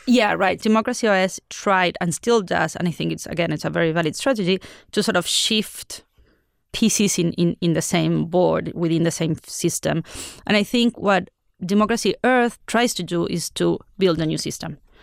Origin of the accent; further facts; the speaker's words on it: Argentina; I come from Argentina